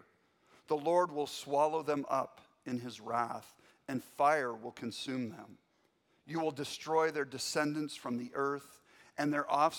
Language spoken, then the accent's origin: English; Spokane, Washington, United States; I grew up in North Spokane, Meade High School graduate